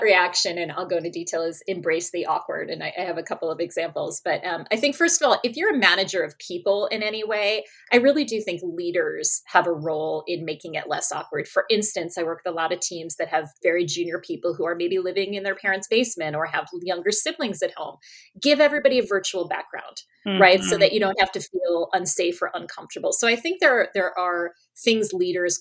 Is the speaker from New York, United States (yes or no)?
yes; New York, United States; moved away; also born or lived in Australia; you're from New York